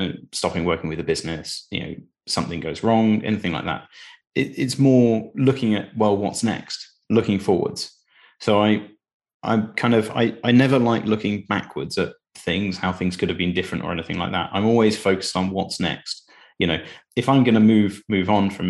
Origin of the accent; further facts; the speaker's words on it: Cambridge, East of England, United Kingdom; But I grew up in Cambridge.